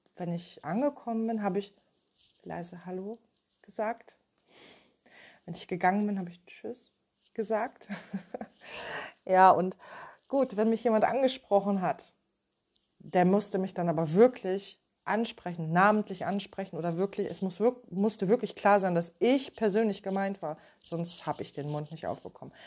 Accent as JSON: {"language": "German", "area": "Ruhr area", "region": "North Rhine-Westphalia", "country": "Germany", "said": "Ich komme aus dem Ruhrgebiet"}